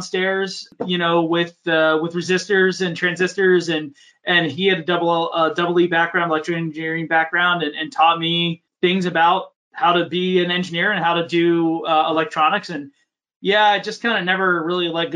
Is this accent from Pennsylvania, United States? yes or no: yes; Horsham, Pennsylvania, United States; I grew up just in the burbs of Philadelphia, just north of the city, in a place called Montgomery County. Horsham